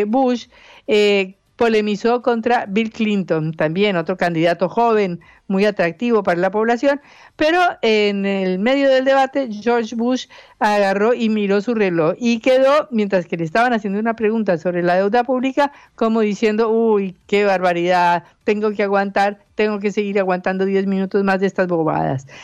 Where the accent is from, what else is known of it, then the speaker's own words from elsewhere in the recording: Colombia; moved away as an adult; now in Argentina; yo soy colombiana